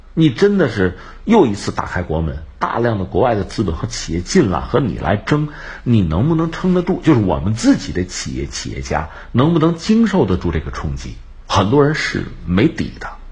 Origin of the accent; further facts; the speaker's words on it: China; 对我们中国来讲呢，你说我们中国人做总干事，目前看来不现实。